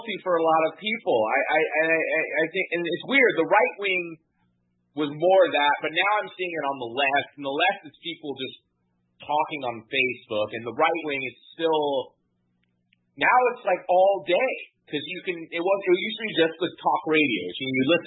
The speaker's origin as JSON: {"language": "English", "region": "Florida", "country": "United States", "said": "as a Floridian"}